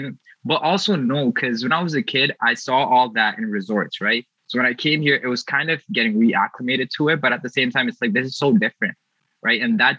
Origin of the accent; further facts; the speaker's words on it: India; also born or lived in Maldives; So just growing up in like India and then growing up in the Maldives too, I was exposed to like a lot of stuff